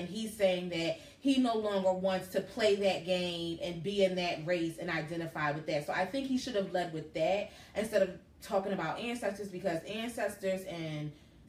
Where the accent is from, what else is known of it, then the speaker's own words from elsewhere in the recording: Philadelphia, Pennsylvania, United States; I grew up in Southwest Philly. So I didn't grow up in an area that was like mixed or anything.